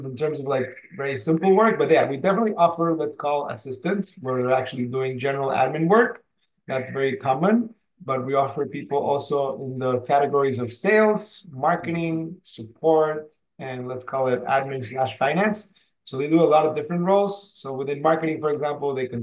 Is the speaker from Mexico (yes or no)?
yes; Mexico City, Mexico; now in San Diego, United States; I am currently located in San Diego. I've been here for quite a few years. I'm originally from Mexico City